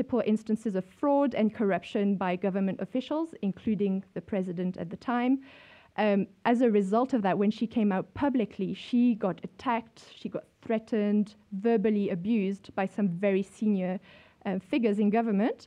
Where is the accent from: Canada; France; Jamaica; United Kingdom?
France; moved away as an adult; also born or lived in Europe; now in South Africa; I grew up in France in the 80s